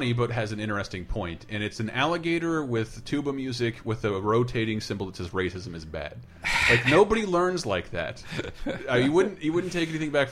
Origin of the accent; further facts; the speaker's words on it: Florida, United States; moved away as an adult; also born or lived in Tallahassee; now in San Francisco, United States; I grew up in the South